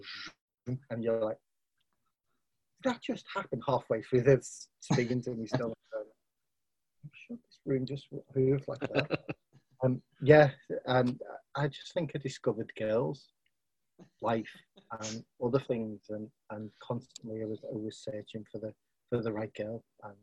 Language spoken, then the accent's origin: English; Liverpool, North West England, United Kingdom; also born or lived in Rainford / Wigan; I'm originally from Liverpool. Then I moved to, when I was 11, I moved to a place called Rainford